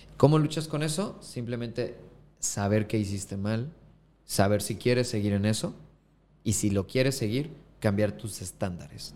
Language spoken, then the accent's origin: Spanish; Acapulco, Guerrero, Mexico; also born or lived in Mexico City; soy costeño